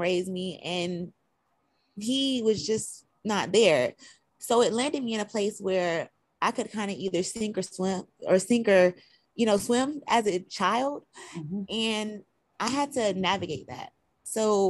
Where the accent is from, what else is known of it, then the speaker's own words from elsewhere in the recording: Albany, Georgia, United States; also born or lived in West Palm Beach, Florida; Originally, I was raised in Albany, Georgia, but I was born in West Palm Beach, Florida